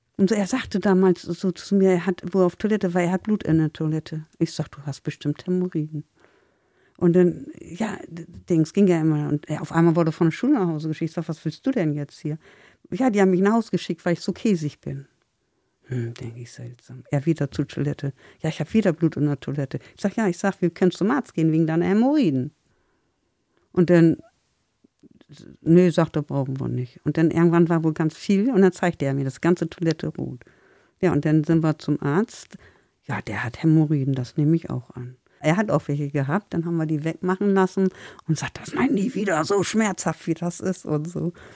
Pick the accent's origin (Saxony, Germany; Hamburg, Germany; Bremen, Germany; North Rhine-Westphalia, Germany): Bremen, Germany; born or raised there; also born or lived in Lindheim (birthplace, uncertain ASR)